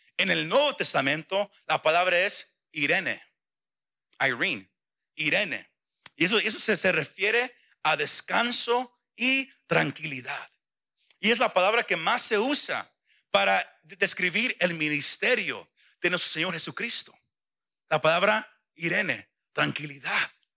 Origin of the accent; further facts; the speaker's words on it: Mexico; como mexicano decimos